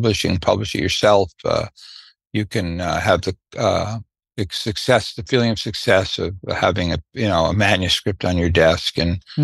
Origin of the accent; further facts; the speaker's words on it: New York City, New York, United States; I was raised in Brooklyn